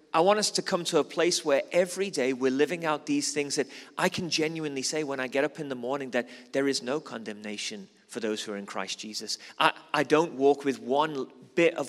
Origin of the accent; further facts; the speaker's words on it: Liverpool, North West England, United Kingdom; moved away as an adult; now in South Africa; I'm originally from Liverpool